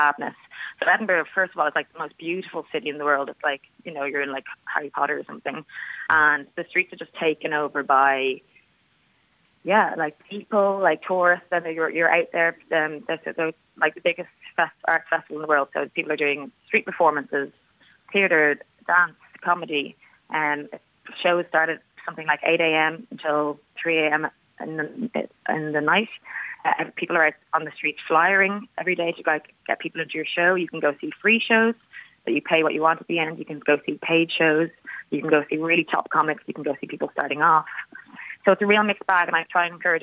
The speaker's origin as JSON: {"language": "English", "town": "Howth", "region": "Leinster", "country": "Ireland", "tie": "born or raised there", "said": "growing up in Howth"}